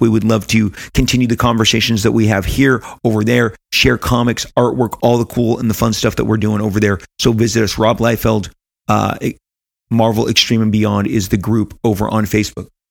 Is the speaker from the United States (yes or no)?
yes; United States; didn't travel beyond the United States of America in my teenage years